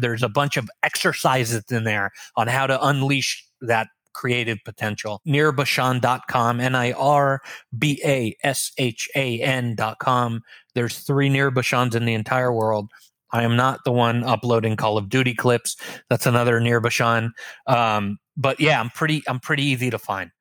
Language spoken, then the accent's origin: English; Los Angeles, California, United States; moved away as an adult; also born or lived in Israel; now in Orlando, United States; raised in Los Angeles